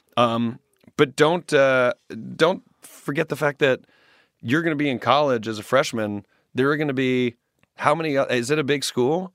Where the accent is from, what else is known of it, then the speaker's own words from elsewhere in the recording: Greenville, the South, United States; also born or lived in Washington, D.C. / New York City; now in Los Angeles, United States; When I go back to my hometown in Greenville